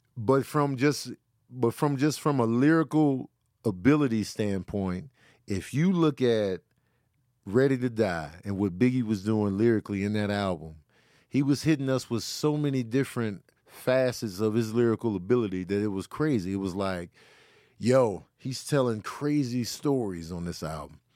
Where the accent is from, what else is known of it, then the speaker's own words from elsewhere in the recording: Midwest, United States; I'm from the Midwest